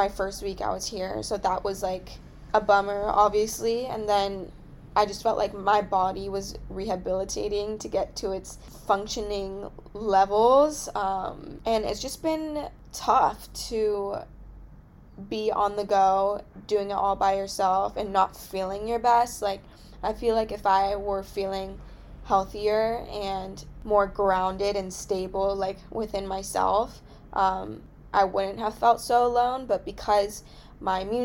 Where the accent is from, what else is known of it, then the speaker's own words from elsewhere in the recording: California, United States; I'm from California